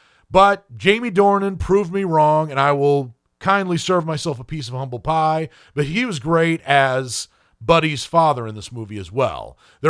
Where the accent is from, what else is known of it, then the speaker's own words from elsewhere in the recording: Ireland; based on the fact that I am Irish